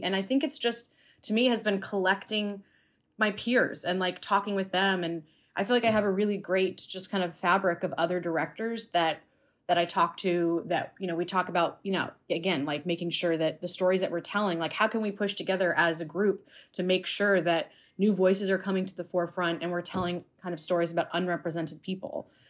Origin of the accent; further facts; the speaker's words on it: United States; growing up in America